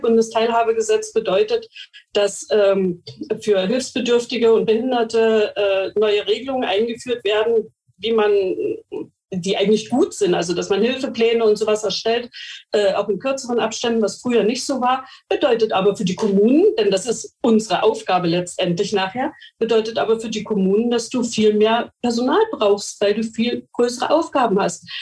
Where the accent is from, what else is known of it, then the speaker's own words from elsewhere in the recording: Mecklenburg-Vorpommern, Germany; Bei uns in Mecklenburg-Vorpommern